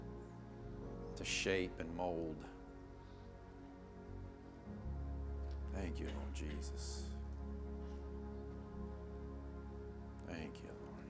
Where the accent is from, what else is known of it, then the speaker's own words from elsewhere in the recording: Fayetteville, the South, United States; I grew up in the South, Fayetteville